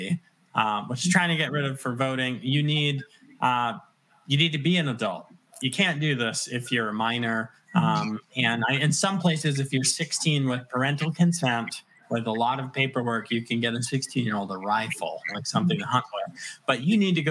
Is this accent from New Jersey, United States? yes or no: no; Virginia, United States; also born or lived in West End of Long Island, New York; I claim Virginia because we moved here when I was very young, when I was in grade school